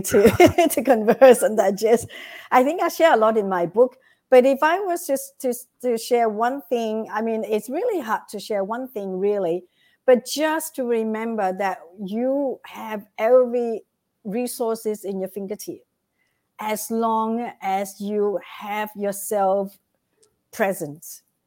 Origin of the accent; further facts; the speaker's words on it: Vietnam; moved away; I came from Vietnam